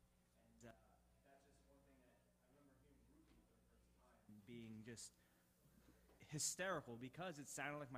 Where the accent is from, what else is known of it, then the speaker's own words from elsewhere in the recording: Philadelphia, Pennsylvania, United States; now in New York, United States; I live in New York now, but I'm from the Philadelphia area